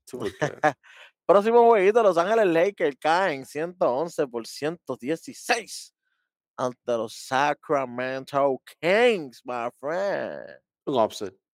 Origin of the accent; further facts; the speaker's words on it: Dominican Republic; yo soy dominicano también.